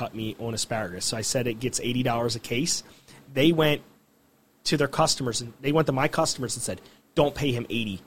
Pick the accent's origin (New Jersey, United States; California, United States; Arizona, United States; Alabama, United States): New Jersey, United States; Gloucester City; I grew up in Gloucester City